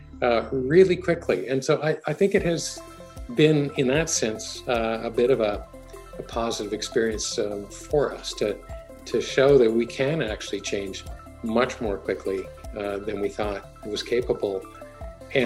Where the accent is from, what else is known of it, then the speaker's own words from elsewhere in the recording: Toronto, Ontario, Canada; also born or lived in Edmonton / Berkeley / Cambridge, Massachusetts; I was born in Edmonton, but my family moved to Toronto when I was about two. And then kind of I grew up in and around Toronto for grade school and high school.